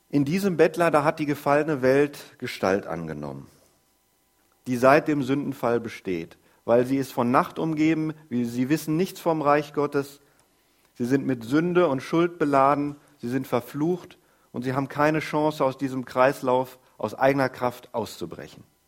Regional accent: Groß Ilsede, Lower Saxony, Germany; Ich komme aus Groß-Irsede. Wir wohnen da schon seit gefühlten Ewigkeiten

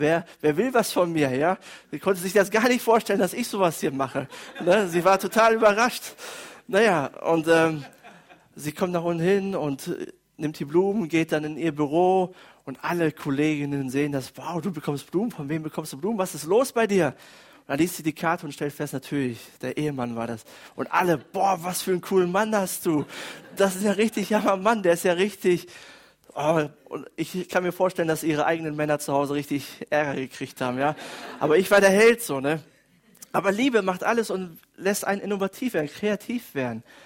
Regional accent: Germany; bei uns in Deutschland

